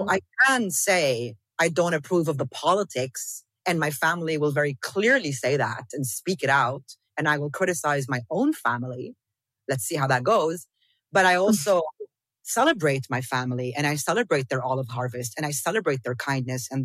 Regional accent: South Governorate, Lebanon; I didn't grow up in Palestine. But I'm from South Lebanon. And for me, South Lebanon and Northern Palestine, they are the exact same thing.

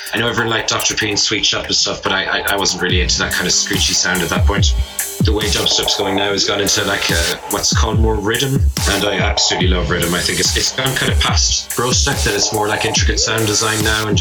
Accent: County Limerick, Munster, Ireland; we didn't have the English radio channels in Ireland, where I grew up in County Limerick

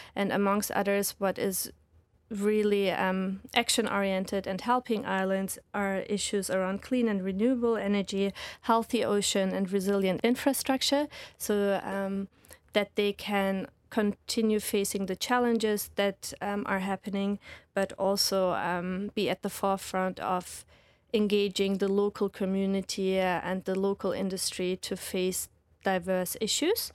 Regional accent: Reutlingen, Baden-Württemberg, Germany; moved away as an adult; also born or lived in Lincoln, United Kingdom / London, United Kingdom; now in Hawaii, United States; So I'm from Germany, raised by Turkish parents

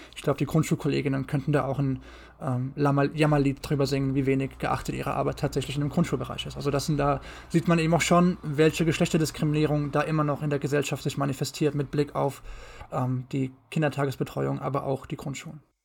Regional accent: Mainz, Rhineland-Palatinate, Germany; bin gebürtiger Mainzer, komme aus dem wunderschönen Rheinland-Pfalz

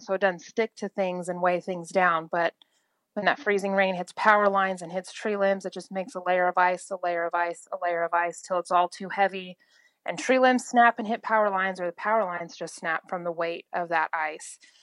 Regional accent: Oklahoma, United States; from Oklahoma

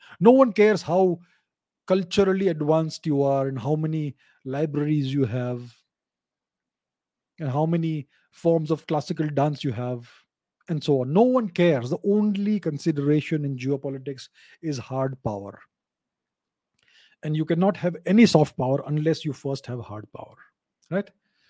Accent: India; as an Indian, I'm going to also approach it as an Indian.

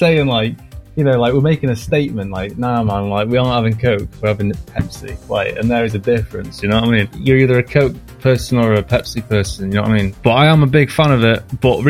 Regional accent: United Kingdom; I mean, obviously, I'm British, so I like tea.

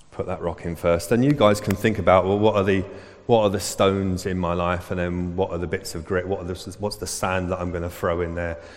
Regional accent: Southall, London, United Kingdom; I'm from Southall

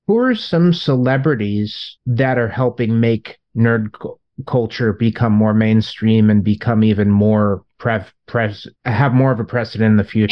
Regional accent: Long Beach, California, United States; my hometown

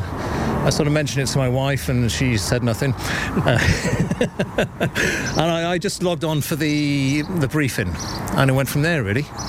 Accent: West Wales, United Kingdom; moved away as an adult; now in Corrofin, Ireland; I'm originally from Wales, but I've, I've lived up here for nigh on 20 years now.

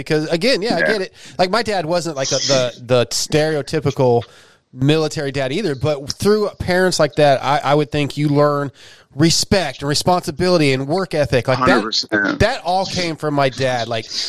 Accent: California, United States; So growing up in SoCal with a Marine dad, dude, I mean, like, again, I was a military.

